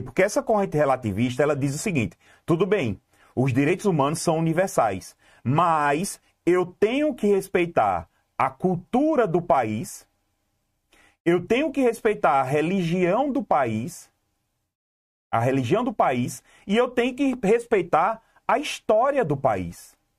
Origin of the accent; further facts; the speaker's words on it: Garanhuns, Pernambuco, Brazil; Eu sou, eu sou do Magano